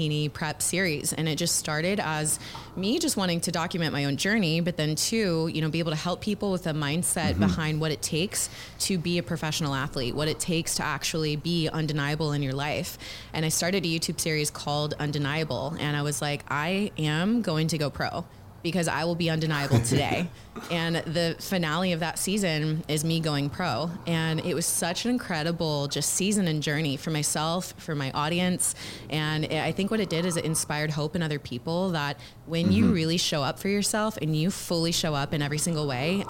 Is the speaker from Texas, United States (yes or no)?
yes; Houston, Texas, United States; moved away as an adult; also born or lived in Los Angeles; I'm actually born and raised Houston, Texas. I grew up here